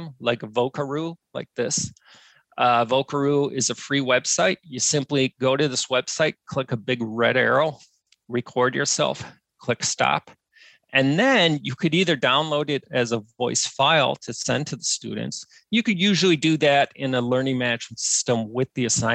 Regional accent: Wisconsin, United States; I'm from Wisconsin, which is literally the bowling capital of the world.

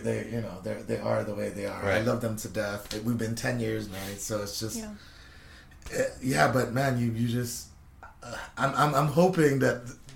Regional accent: California, United States; moved away; when I went back 2 years ago to my old house in California, it looked like the hood

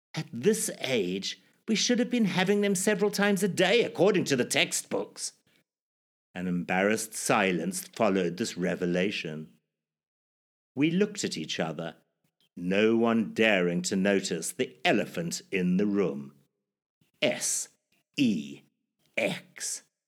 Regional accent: Zimbabwe; my life growing up in Zimbabwe, or formerly Rhodesia

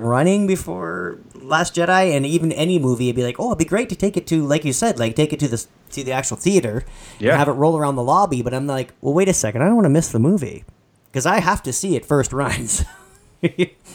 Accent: Canada; I'm Canadian

